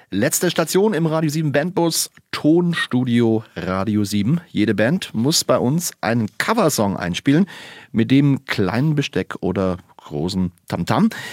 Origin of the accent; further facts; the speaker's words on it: Bavaria, Germany; bin ja aus dem Allgäu, kann ich ja verraten, in Kempten mhm. gibt es ja immer jedes Jahr den, den Kemptner Jazz-Frühling